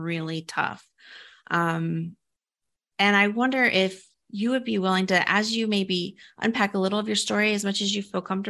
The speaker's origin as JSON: {"language": "English", "region": "Midwest", "country": "United States", "tie": "born or raised there", "said": "I grew up here in the Midwest and I struggle with some kind of pronunciation"}